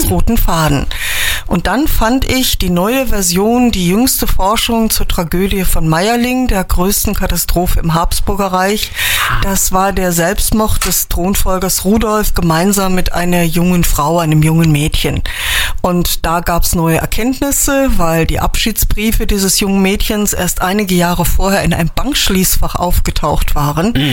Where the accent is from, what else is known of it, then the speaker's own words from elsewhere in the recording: Trier, Rhineland-Palatinate, Germany; born there; now in Windesheim, Germany; Ich lebe in Windesheim, aber ich bin eigentlich gebürtig aus Trier.